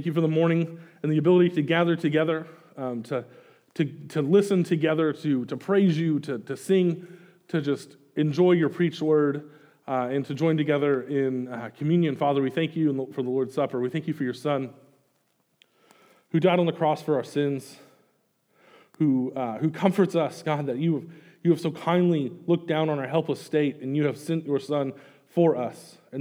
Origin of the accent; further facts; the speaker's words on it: Greenwood, Arkansas, United States; moved away as an adult; now in Kansas City, United States; I grew up in Greenwood, and so I live in Kansas City right now with my wife, Amy